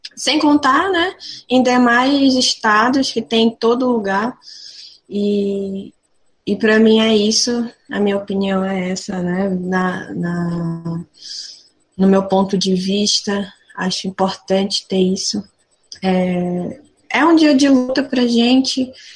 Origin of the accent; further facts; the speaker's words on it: São Gabriel da Cachoeira, Amazonas, Brazil; moved away as an adult; now in Limeira, Brazil; Eu sou de São Gabriel da Cachoeira, eu sou da etnia Baré